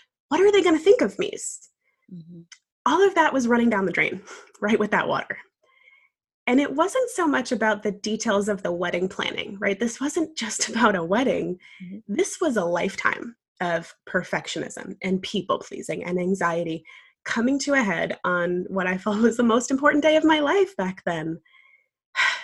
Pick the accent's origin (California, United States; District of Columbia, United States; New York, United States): New York, United States; now in Savannah, United States; I'm originally from New York, but now very happily living in Savannah, Georgia